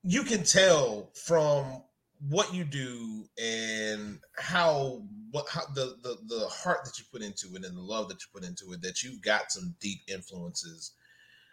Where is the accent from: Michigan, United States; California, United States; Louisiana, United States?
Louisiana, United States; North; I'm from North Louisiana